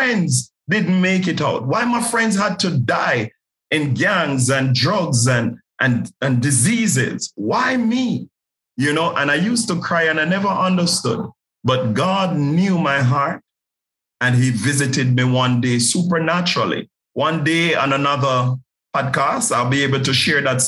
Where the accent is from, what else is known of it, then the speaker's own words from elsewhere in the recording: Jamaica; I grew up in a place you would refer to as Nazareth. It's flankers in Jamaica